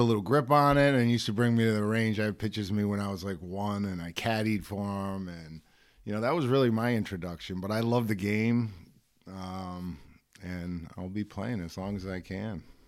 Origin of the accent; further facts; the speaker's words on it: Pawtucket, Rhode Island, United States; I'm from Pawtucket